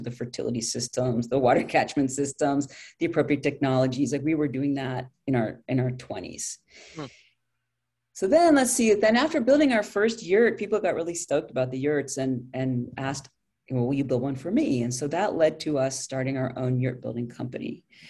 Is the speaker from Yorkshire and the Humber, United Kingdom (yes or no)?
no; London, United Kingdom; also born or lived in France / Soviet Union; I grew up overseas. I grew up in London. My dad was a foreign correspondent.